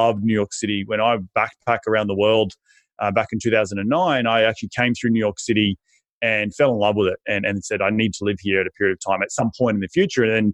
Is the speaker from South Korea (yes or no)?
no; Australia; moved away as an adult; now in United States; I'm originally from Aussie and moved up to the United States in 2012